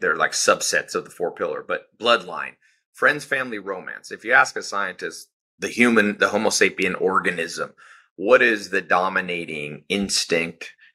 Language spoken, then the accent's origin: English; Southern California, United States; I was born in Southern California